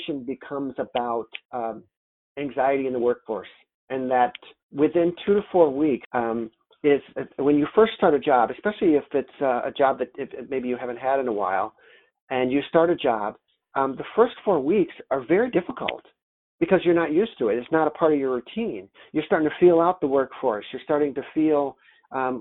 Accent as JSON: {"language": "English", "town": "Rochester", "region": "New York", "country": "United States", "said": "I'm from Rochester, New York"}